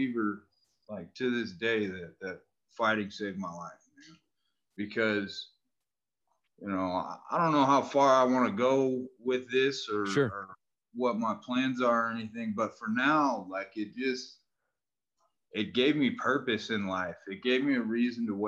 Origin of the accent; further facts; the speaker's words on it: Northern California, United States; Grew up in Northern California